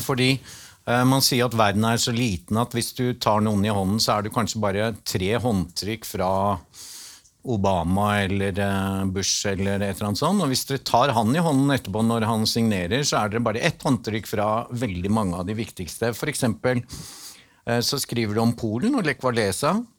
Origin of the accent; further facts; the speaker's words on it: Northern Norway, Norway; Jeg er nordlending